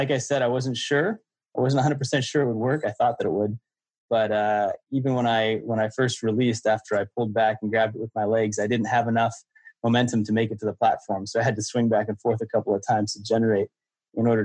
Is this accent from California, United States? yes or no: yes; Santa Cruz Mountains, Northern California, United States; I grew up in the Santa Cruz Mountains in Northern California.